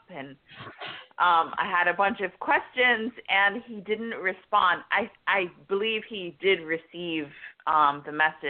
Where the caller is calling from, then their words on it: Florida, United States; I'm calling from Florida.